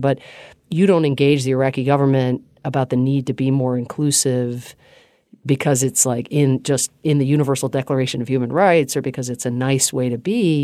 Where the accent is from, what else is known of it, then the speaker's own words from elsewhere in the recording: Atlanta, Georgia, United States; also born or lived in Ireland / Pittsburgh, Pennsylvania; experienced as a kid nothing other than a warm welcome in Pittsburgh, Pennsylvania initially, and then I went to high school in Atlanta, Georgia